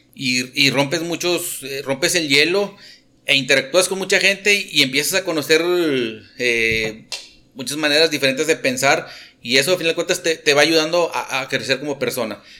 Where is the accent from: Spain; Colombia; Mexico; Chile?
Mexico; Monterrey, Nuevo León; moved away as an adult; now in Delicias, Mexico; yo nací en Montemorelos y ya, digo, me, crié a fin de cuentas en, el Monterrey